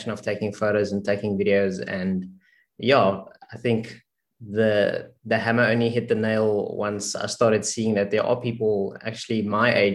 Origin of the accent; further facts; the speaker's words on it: South Africa; from South Africa, born and raised